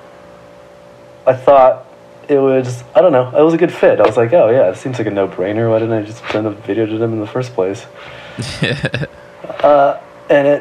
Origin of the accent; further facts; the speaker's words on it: San Gabriel Valley, California, United States; I grew up just all over the San Gabriel Valley. It's like a little bit east